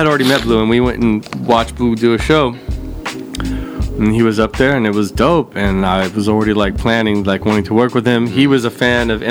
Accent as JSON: {"language": "English", "town": "Garden Grove", "region": "California", "country": "United States", "said": "I'm originally from Garden Grove"}